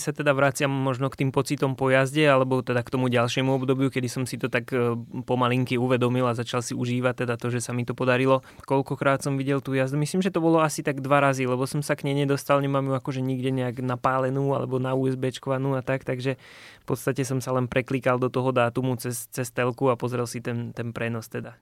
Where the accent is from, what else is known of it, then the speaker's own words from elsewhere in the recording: Liptovský Mikuláš, Žilina Region, Slovakia; u nás doma v Liptovskom Mikuláši